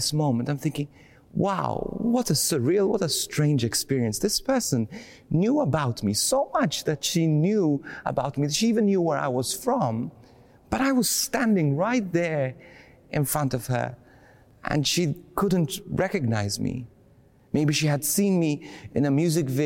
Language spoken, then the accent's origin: English; Bendigo, Victoria, Australia; I'm from Bendigo.